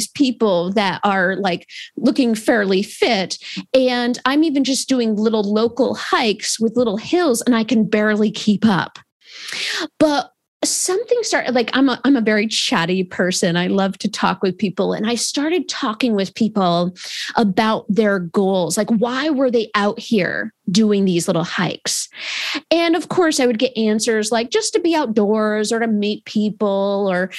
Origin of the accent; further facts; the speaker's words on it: Adirondack Park, New York, United States; I grew up in the Adirondack Park in New York.